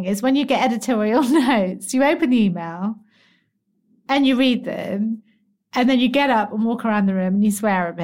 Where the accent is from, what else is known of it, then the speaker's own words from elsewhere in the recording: England, United Kingdom; I am very English